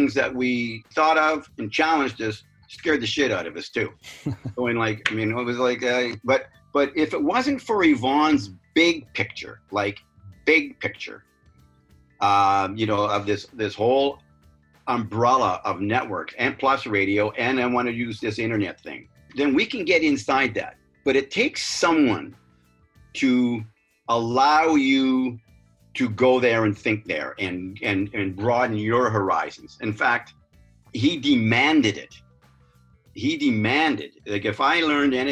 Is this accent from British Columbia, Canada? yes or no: yes; Vancouver, British Columbia, Canada; in my country, as it turned out, in my hometown.